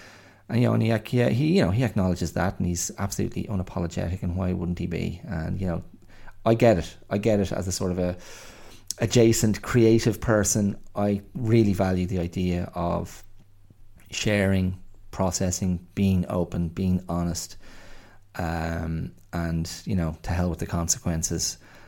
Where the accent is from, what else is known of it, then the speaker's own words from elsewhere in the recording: Ireland; now in Australia; being an Irish man abroad, I was grateful to Australia.